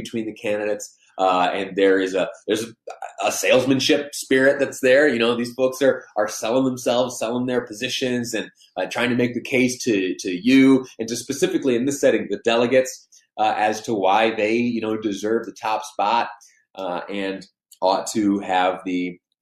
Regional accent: New York, United States; now in Utah, United States; I did some of my growing up in New York State, where things are vastly different

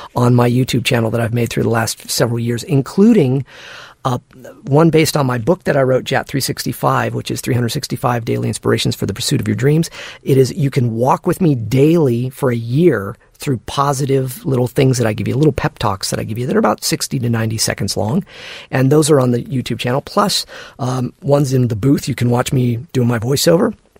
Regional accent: Santa Barbara, California, United States; where I grew up in Santa Barbara

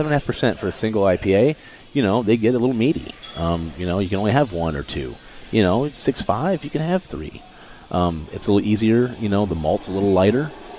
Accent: Midwest, United States; You know, I grew up in the Midwest, so, you know, I was kind of used to those styles.

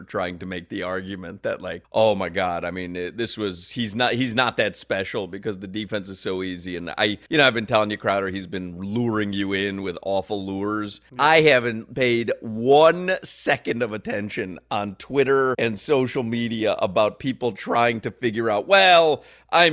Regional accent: Chicago, Illinois, United States; I grew up in Chicago, grew up as a Michael Jordan fan

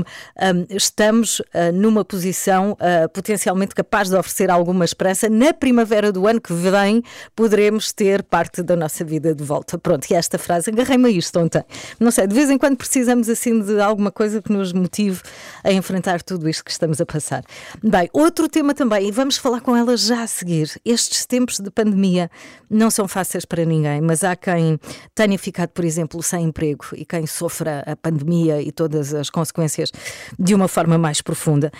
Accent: Algarve, Portugal; now in Lisbon, Portugal; Eu venho do Algarve, onde durante grande parte da minha vida almocei em casa

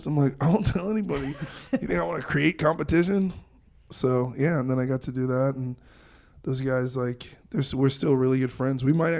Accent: New York, United States; I grew up in New York, so this is like next door for us.

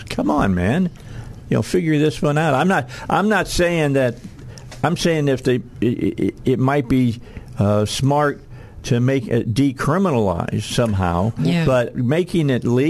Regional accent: Wynne, Arkansas, United States; I grew up in Wynn, Arkansas.

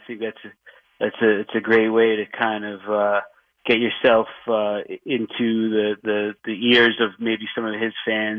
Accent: Chappaqua, New York, United States; Quite honestly, the reason why I bought the house that I live in, I'm from Chappaqua, as you mentioned, is because there's a little backyard to throw the baseball around

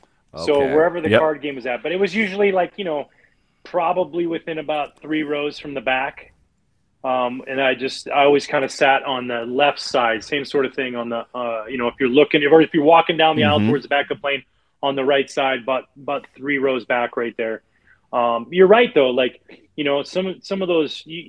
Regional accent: outside of Vancouver, British Columbia, Canada; I grew up on the West Coast. I grew up outside of Vancouver, British Columbia

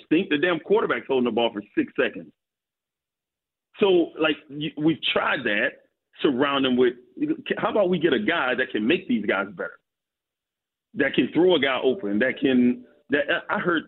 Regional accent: Florida, United States; moved away; I grew up in Florida

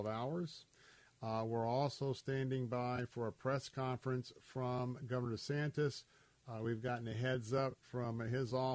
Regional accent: Tampa, Florida, United States; I was born and raised here in Tampa, Florida

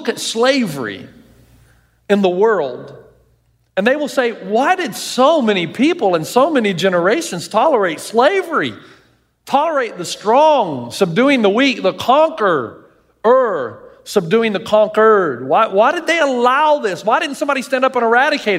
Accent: the South, United States; I grew up in the South

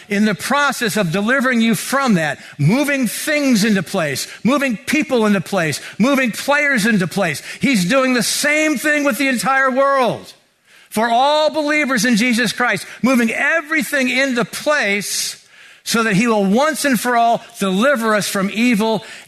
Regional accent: Mountain View, California, United States; I grew up here in Mountain View

